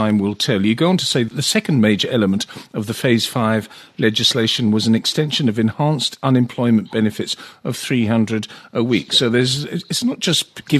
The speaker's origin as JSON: {"language": "English", "country": "South Africa", "moved": "yes", "said": "as a South African, ex-South African"}